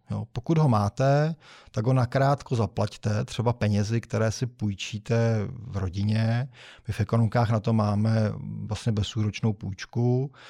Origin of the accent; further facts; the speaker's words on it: Czechia; my jsme v Češi